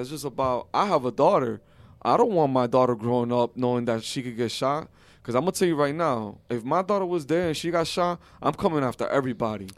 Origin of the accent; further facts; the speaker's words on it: United States; as an American